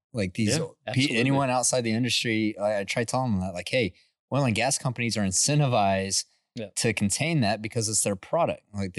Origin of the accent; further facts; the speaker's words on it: Midland, Texas, United States; You know, like I grew up in Midland and it's like, man, I grew up on the smell of, you know, waking up in the morning, smelling H2S and diesel.